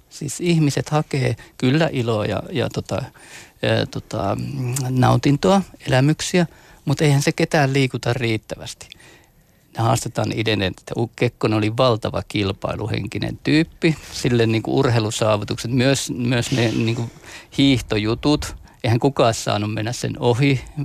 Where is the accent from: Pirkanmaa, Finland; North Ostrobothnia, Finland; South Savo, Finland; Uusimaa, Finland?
South Savo, Finland; Mikkeli; meillä Mikkelissä, lähellä sulkavaa